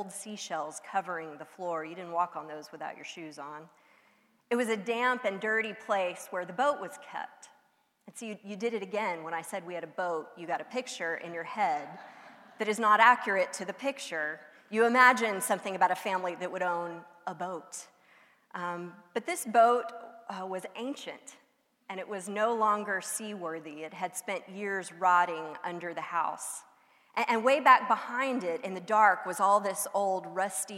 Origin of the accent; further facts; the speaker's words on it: outside the Houston area, Texas Gulf Coast, United States; I grew up outside the Houston area, but close enough to the coast to just drive down to the beach for a weekend